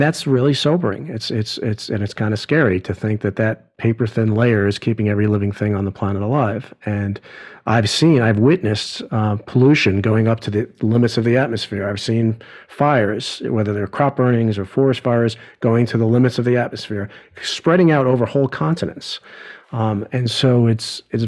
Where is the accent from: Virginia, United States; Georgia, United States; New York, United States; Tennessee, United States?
New York, United States; growing up in New York, my universe, when I was a kid, you know, didn't extend past the Hudson River